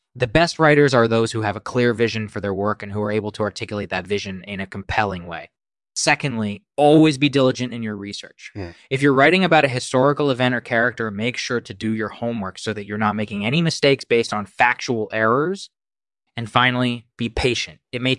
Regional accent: New York City, New York, United States; also born or lived in Bulgaria; Well, I was born in Bulgaria in 1968, and my family immigrated to the United States in the early 1980s. We settled in New York City, where I grew up and began my writing career.

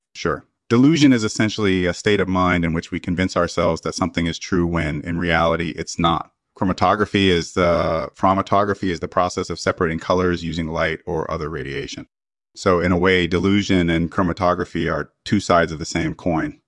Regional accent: Iowa, United States; I was born and raised in Iowa

